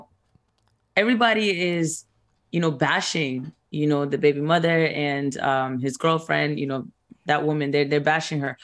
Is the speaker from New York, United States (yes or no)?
yes; New York, United States; I got family from New York. I'm from New York